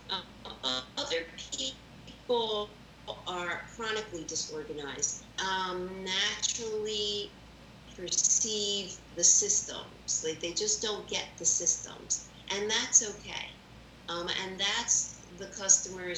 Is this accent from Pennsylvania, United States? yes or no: yes; Philadelphia, Pennsylvania, United States; I am a Philly girl all my life. I went to Saul High School, the farm school in Roxborough